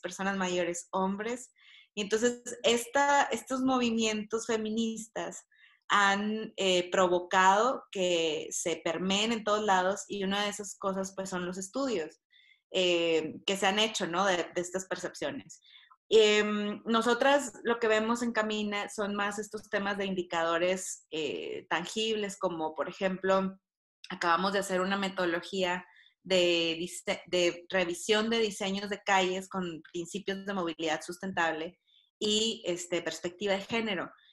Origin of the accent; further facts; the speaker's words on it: Monterrey, Nuevo León, Mexico; moved away as an adult; now in Mexico City, Mexico; soy eh, regiomontana, tengo 10 años viviendo en la Ciudad de México